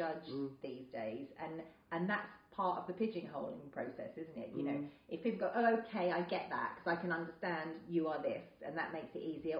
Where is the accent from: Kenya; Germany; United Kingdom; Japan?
United Kingdom; I don't feel as proud as being British as I did